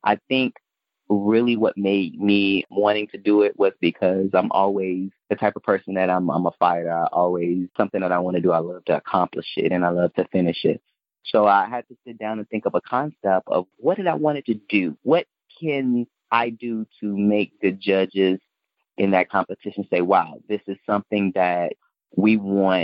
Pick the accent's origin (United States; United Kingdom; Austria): United States; Chicago, Illinois; also born or lived in Mississippi / New Orleans; growing up in Chicago, especially in inner city